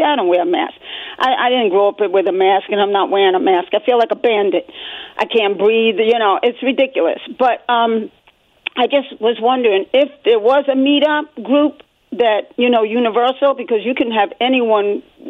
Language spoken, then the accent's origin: English; New York, United States; moved away as an adult; now in Rockwall, United States; I'm in Rockwall, Texas. I'm originally from New York. I'm so glad my boss asked me to come down here to work a couple of years back.